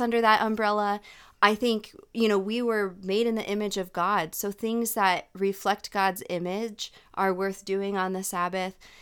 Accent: United States; I'm speaking as an American in the American culture

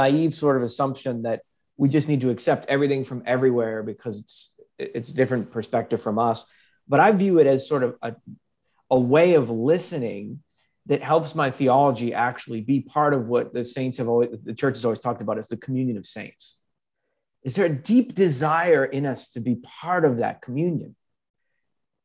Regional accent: United States; moved away as an adult; now in Australia; an American living in Australia

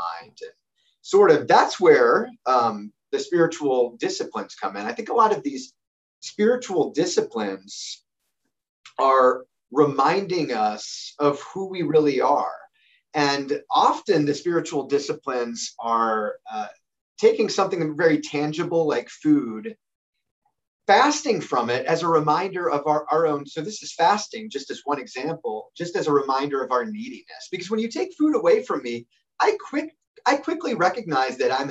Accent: United States; I'm an American

